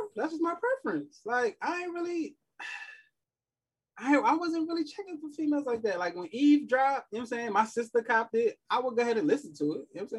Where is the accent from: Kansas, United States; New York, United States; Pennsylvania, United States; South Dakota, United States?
New York, United States; New York City; I'm from Queens.